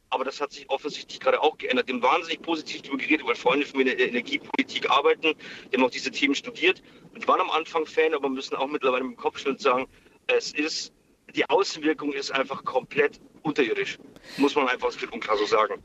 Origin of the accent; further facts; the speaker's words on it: area around Regensburg, Upper Palatinate, Bavaria, Germany; Ich komme aus der Gegend um Regensburg, also aus der Oberpfalz.